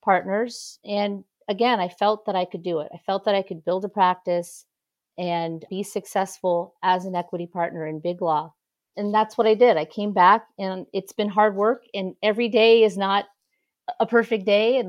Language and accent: English; San Francisco, California, United States; now in Washington, D.C., United States; So I'm originally from San Francisco. I live in Washington, D.C. now, but I grew up in San Francisco.